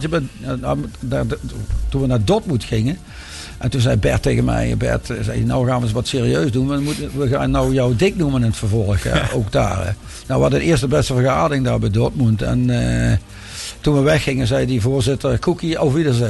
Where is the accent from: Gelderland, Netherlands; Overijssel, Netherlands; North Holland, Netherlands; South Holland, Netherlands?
North Holland, Netherlands; De Kwakel; born there; Ik ben in het Westen geboren, uh, 20 kilometer onder Amsterdam. Uit Hoorn, de Kwakel, een dorpje.